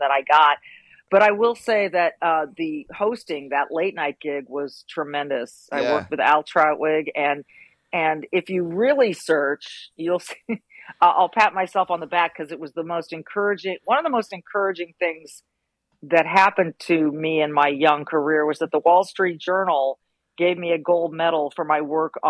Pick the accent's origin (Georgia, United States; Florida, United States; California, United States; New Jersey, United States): California, United States; Manhattan Beach; I grew up in Manhattan Beach, California